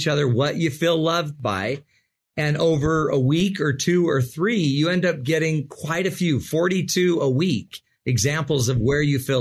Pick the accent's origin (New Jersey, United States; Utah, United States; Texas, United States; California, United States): Utah, United States; I'm from Utah, right? The desert